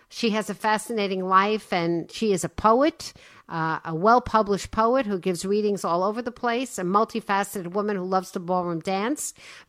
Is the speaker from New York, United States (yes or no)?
yes; New York City, New York, United States; I was born in Brooklyn.